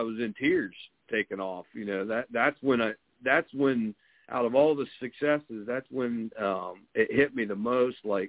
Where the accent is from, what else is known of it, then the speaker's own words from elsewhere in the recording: southeastern Ohio, United States; moved away as an adult; also born or lived in Boston, Massachusetts / Quincy, Massachusetts; I grew up in southeastern Ohio, and I've been back in Ohio since 2008, so about an hour southeast of Columbus, Ohio